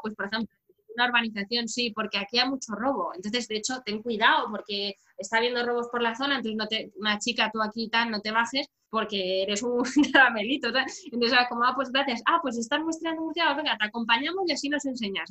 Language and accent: Spanish; Madrid, Community of Madrid, Spain; yo soy de Madrid, en la, zona centro peninsular